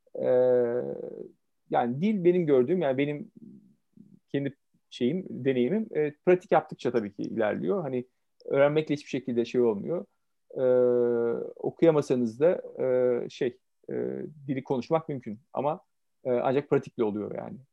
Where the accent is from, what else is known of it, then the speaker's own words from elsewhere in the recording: Ankara, Turkey; first language Turkish; moved away as an adult; also born or lived in Istanbul / Romania; ben e, evet 70 doğumluyum, Ankara doğumluyum.